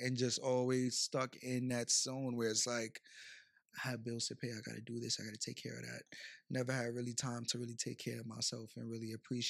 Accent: Bronx, New York, United States; also born or lived in Brooklyn; But I was raised in the Bronx, yes.

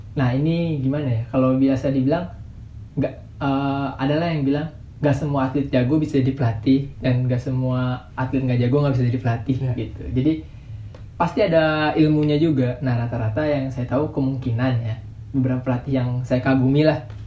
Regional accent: Bekasi, West Java, Indonesia; Saya dari Bekasi

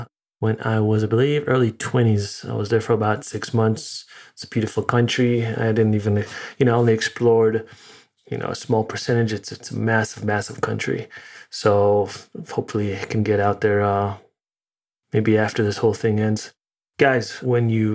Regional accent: New York City, New York, United States; moved away as an adult; now in Connecticut, United States; So right now, physically in Connecticut, but originally in New York.

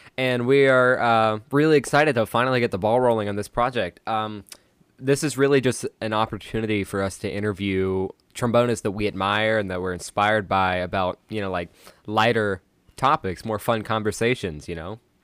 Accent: Asheville, North Carolina, United States; I do live in the middle of the woods, uh, in the, in the back country of Asheville, North Carolina.

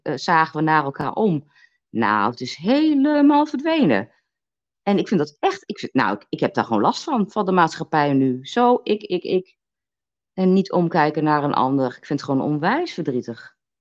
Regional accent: Twente, Overijssel, Netherlands; moved away; ik kom uit Twente

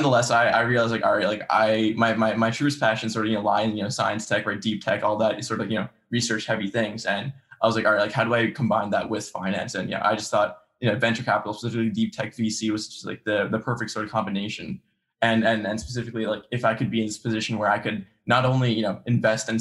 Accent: New Jersey, United States; grew up, I've lived my entire life in Central Jersey

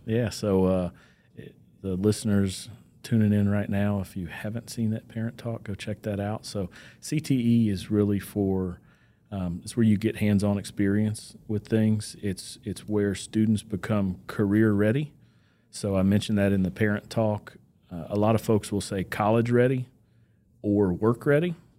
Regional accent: Bristol, Virginia, United States; moved away as an adult; now in Bedford County, Virginia, United States; grew up in Southwest Virginia, town Bristol

